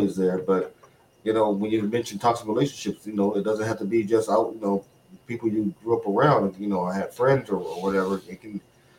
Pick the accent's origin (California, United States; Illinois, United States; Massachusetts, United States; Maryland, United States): Illinois, United States; Chicago; moved away as an adult; also born or lived in Okinawa; now in New England, United States; from Chicago, born and raised